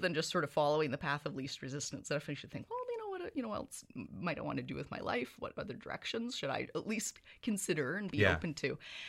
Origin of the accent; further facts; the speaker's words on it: Victoria, British Columbia, Canada; moved away as an adult; now in Kingston, Canada; So I've lived in Kingston for the past 12 years. I moved here in 2006, but I'm from Victoria, BC originally. So I'm a West Coaster, born and raised on the island.